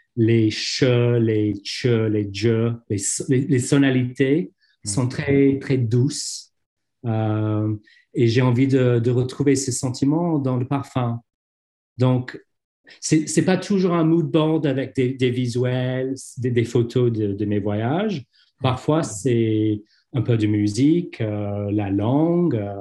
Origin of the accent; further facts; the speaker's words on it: London, United Kingdom; French is a second language; je suis londonien